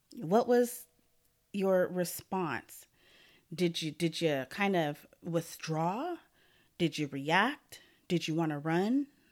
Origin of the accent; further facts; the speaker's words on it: Portland, Oregon, United States; also born or lived in Lake Oswego; I was born and raised in Portland, Oregon